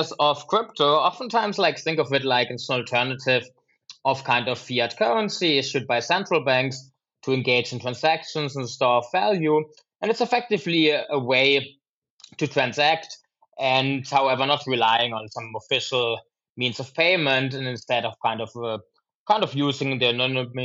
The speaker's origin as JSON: {"language": "English", "country": "Germany", "tie": "born or raised there", "moved": "yes", "lives_now": "Chicago, United States", "said": "my mom makes actually fantastic apple pies from an apple tree growing in our garden in my homeland of Germany."}